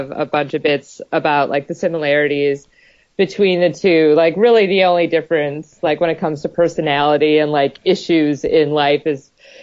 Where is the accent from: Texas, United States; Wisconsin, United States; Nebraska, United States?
Wisconsin, United States; moved away; also born or lived in California / New York; That's where I'm originally from